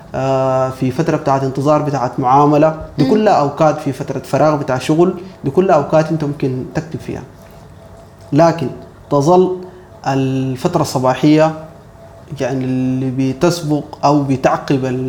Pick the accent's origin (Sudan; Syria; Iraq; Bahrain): Sudan; انا مسلم سوداني مهندس